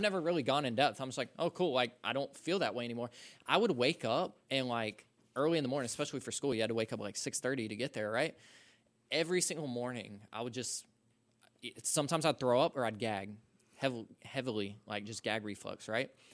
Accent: Social Circle, Georgia, United States; I'm from Social Circle, Georgia

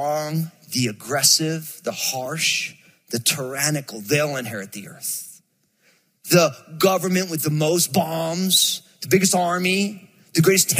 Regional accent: New Jersey, United States; I'm from Jersey, and so I moved this sweet, angelic California girl to Jersey.

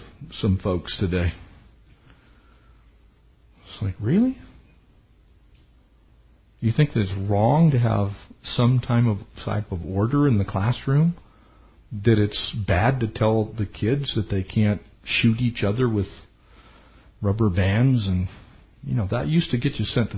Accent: San Diego County, California, United States; I grew up in San Diego County.

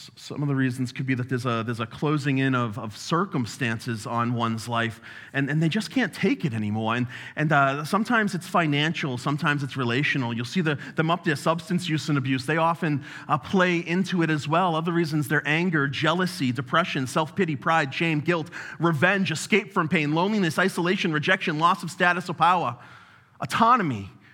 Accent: New England, United States; I'm also from New England, if you haven't uh, noticed. And we talk real fast

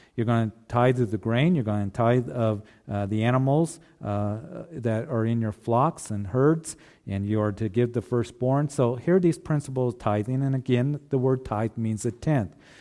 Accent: Kansas, United States; a kid growing up in Kansas, you know, we were always fishing for catfish

